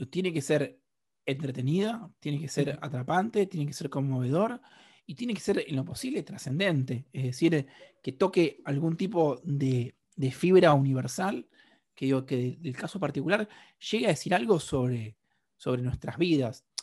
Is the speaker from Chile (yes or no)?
no; Argentina; hay algo donde yo soy mucho más argentino afuera de Argentina que acá adentro.